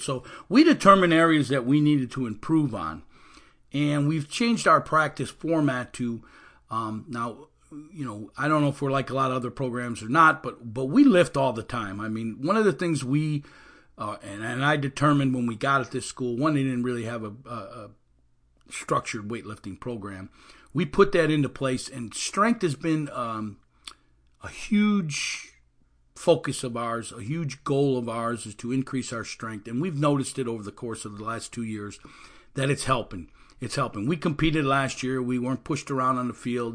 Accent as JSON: {"language": "English", "region": "Illinois", "country": "United States", "moved": "yes", "lives_now": "Orlando area, Florida, United States", "said": "I'm from Illinois originally"}